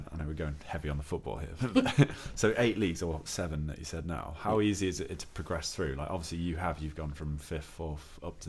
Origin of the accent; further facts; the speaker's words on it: Mansfield, East Midlands, United Kingdom; I'm from Mansfield.